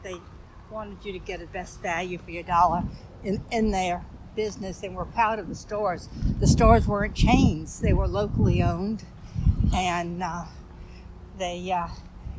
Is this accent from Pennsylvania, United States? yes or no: no; Savannah, Georgia, United States; now in New Orleans, United States; growing up in Savannah